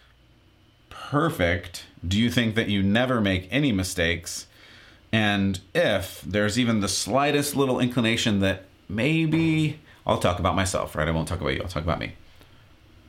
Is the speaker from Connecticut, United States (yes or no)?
no; San Diego, California, United States; Growing up in San Diego, there's even a local college that has a library dedicated to Dr. Seuss